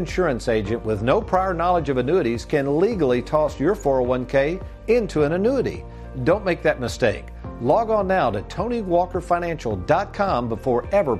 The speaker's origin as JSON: {"language": "English", "town": "Lexington", "country": "United States", "tie": "born or raised there", "said": "But the same house I grew up"}